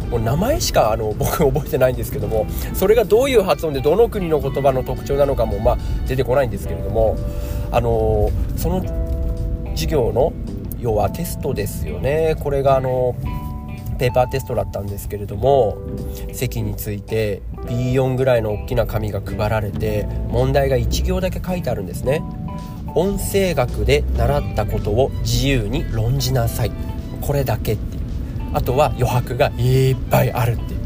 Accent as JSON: {"language": "Japanese", "region": "Ibaraki", "country": "Japan", "tie": "born or raised there", "also_born_or_lived": "Tokyo", "accent": "Ibaraki dialect", "said": "私は、生まれも育ちも茨城なんですね。"}